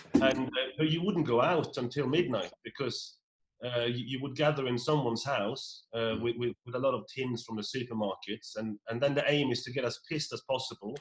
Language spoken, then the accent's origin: English; Norway; moved away; I'm from Norway, a, a, tiny little hamlet of 56 people